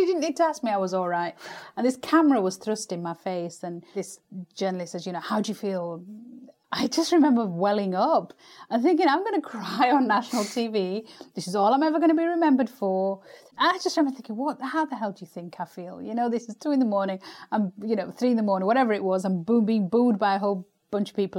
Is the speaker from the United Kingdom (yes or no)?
yes; United Kingdom; as a British Asian